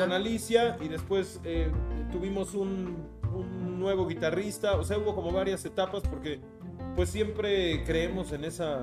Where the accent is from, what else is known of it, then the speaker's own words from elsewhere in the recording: Mexico City, Mexico; yo nací en la ciudad, soy totalmente de la Ciudad de México